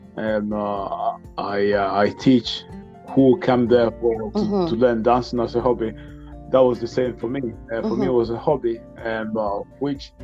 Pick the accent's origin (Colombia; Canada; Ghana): Ghana; now in Norway; I'm from Ghana